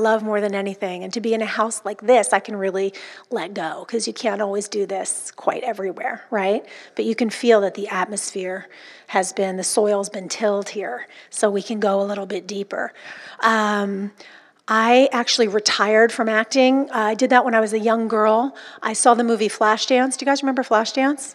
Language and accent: English; Orange County, California, United States; I'm from Orange County, California